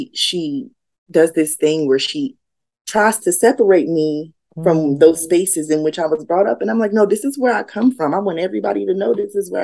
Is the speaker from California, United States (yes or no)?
no; Yonkers, New York, United States; I grew up in Yonkers, New York.